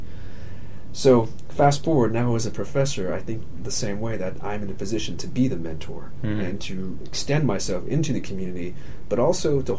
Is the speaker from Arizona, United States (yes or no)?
yes; Arizona-Mexico border, United States; first language English; now in Kentucky, United States; my own experience growing up on Arizona-Mexico border